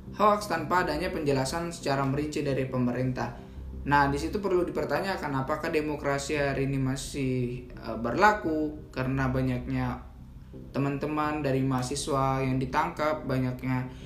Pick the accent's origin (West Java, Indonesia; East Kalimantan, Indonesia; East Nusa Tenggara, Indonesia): East Kalimantan, Indonesia; Sangatta; kota saya di Sangatta Kalimantan Timur